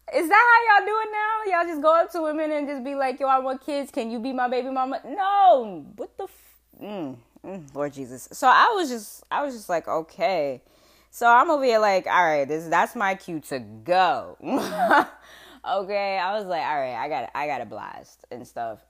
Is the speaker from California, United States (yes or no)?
no; West Palm Beach, Florida, United States; accent: southern; now in Rhode Island, United States; because I'm southern, okay? I was born in West Palm Beach, Florida